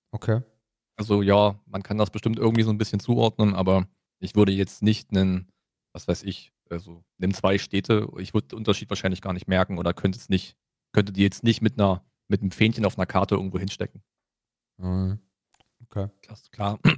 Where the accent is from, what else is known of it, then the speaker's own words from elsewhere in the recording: Germany; Ich bin ja auch fast in Sachsen, also ich bin ja grenznah zu Sachsen aufgewachsen.